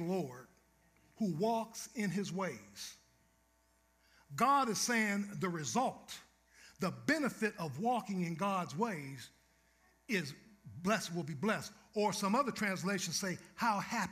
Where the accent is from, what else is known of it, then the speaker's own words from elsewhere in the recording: Youngstown, Ohio, United States; moved away; also born or lived in Seattle; my hometown is Youngstown, Ohio